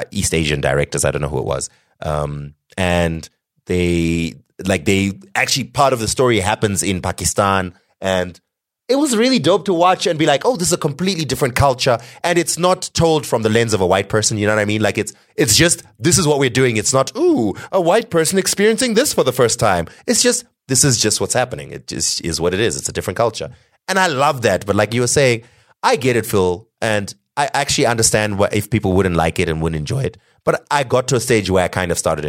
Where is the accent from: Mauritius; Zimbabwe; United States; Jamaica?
Zimbabwe